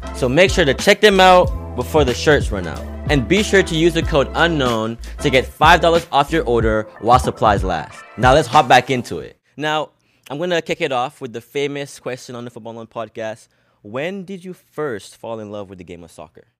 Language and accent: English; Broward County, Florida, United States; I'm from Broward too, so we gotta, we gotta rep the nine five four